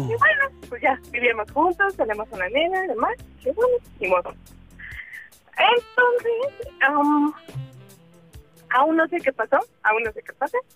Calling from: Iztapalapa, Mexico City, Mexico; pues de acá de Iztapalapa.

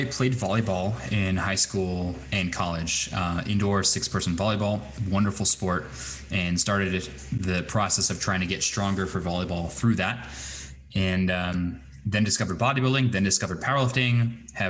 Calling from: Fort Collins, Colorado, United States; I'm joining you from Fort Collins, Colorado, nearly on the other side of the planet.

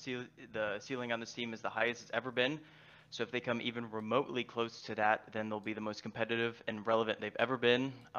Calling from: Tampa, Florida, United States; Tampa, Florida.

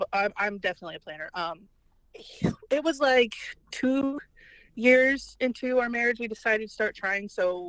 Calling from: Millstadt, Illinois, United States; I'm calling you from Millstadt, Illinois. It's just outside of St. Louis, Missouri.

